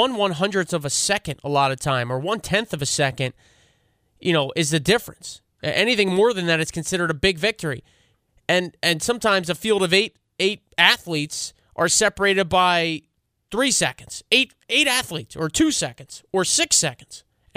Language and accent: English; United States; I obviously am biased being American.